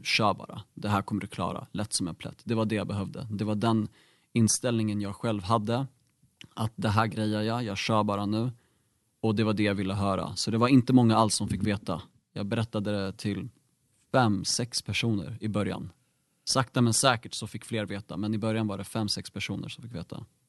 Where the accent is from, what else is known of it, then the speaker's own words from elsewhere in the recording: Bro, Stockholm County, Sweden; jag är faktiskt född och uppvuxen här i Bro, har bott här hela livet